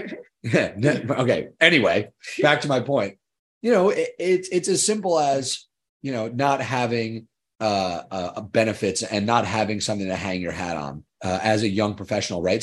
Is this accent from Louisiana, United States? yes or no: no; Long Island, New York, United States; I am from Long Island, New York.